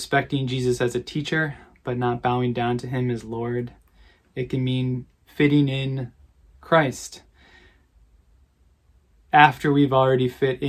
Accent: Lansing, Michigan, United States; a family that I grew up around in Lansing

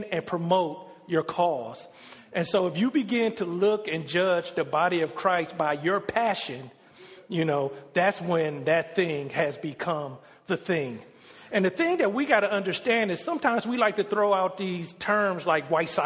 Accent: Detroit, Michigan, United States; I grew up in Detroit, Michigan

